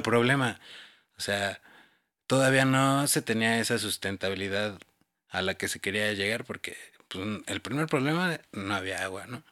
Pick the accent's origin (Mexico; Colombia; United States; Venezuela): Mexico; Mexico City; yo por ejemplo que soy chilango y nací aquí